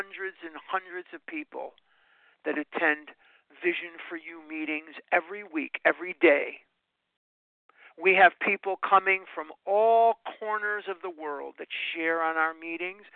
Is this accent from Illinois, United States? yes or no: yes; Chicago, Illinois, United States; now in Scottsdale, United States; I live in Scottsdale, Arizona, but there's Lake Michigan running through my veins. I'm born and raised in Chicago